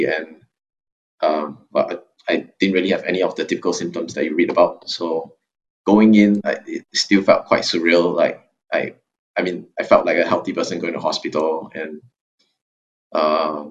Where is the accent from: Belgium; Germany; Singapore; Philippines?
Singapore; I'm a Singaporean student in the Blavatnik School of Government